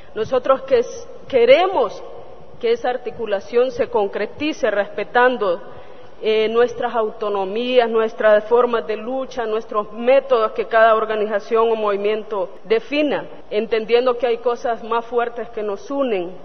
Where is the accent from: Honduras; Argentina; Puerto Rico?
Honduras; Lenca territory, southwestern Honduras; Soy de la zona suroccidental de Honduras, territorio lenca